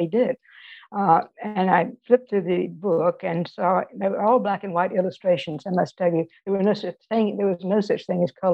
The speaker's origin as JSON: {"language": "English", "town": "Indianola", "region": "Mississippi", "country": "United States", "tie": "born or raised there", "also_born_or_lived": "Greenwood, Mississippi / New Orleans, Louisiana / Washington, D.C.", "moved": "as an adult", "said": "I was born in Greenwood, Mississippi. I grew up in Indianola nearby, and that's the Mississippi Delta."}